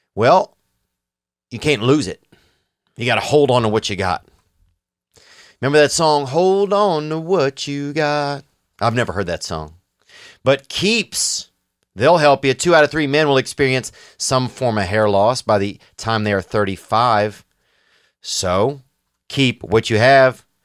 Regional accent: Louisiana, United States; I'm from Louisiana

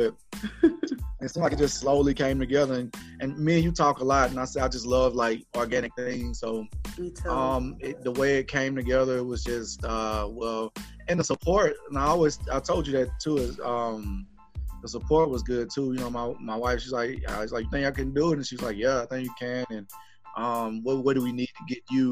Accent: Gaston, Alabama, United States; also born or lived in Birmingham, Alabama; Shout out to Gaston, Alabama. They pretty much raised me, up from a kid

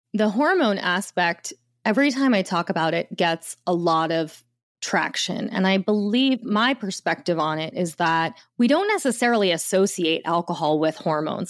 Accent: the Jersey Shore, New Jersey, United States; I grew up in the, at the shore in New Jersey

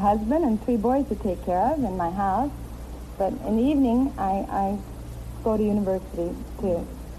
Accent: Enid, Oklahoma, United States; I'm from Enid, Oklahoma.

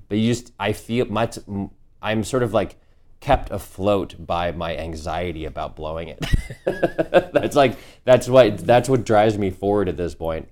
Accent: the Northeast, New England, United States; Sturbridge village where I grew up in the Northeast

